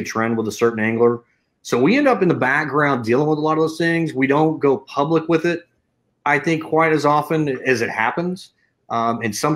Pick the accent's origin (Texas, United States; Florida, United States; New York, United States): Texas, United States; I'm from Texas